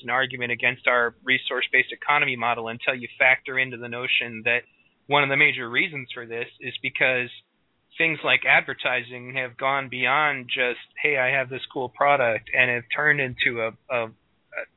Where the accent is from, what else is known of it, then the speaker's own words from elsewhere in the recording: Michigan, United States; right now in Michigan, my home state